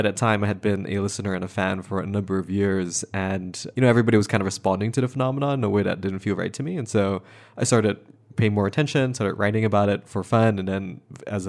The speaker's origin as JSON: {"language": "English", "country": "Malaysia", "moved": "yes", "lives_now": "United States", "said": "so I'm not from this country. I'm from Malaysia"}